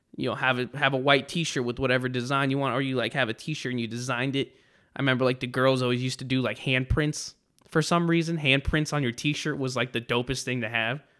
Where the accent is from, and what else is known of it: Texas, United States